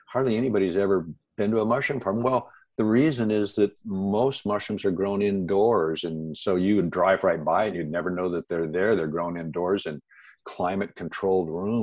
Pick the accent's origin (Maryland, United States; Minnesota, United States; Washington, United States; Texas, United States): Washington, United States; Seattle; I grew up in the Pacific Northwest, out in the Seattle area, and Washington State is what they call the Evergreen State.